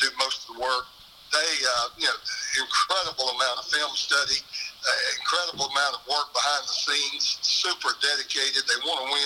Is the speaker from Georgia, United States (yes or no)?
yes; Baxley, Georgia, United States; I'm from Baxley. I'm from Appling County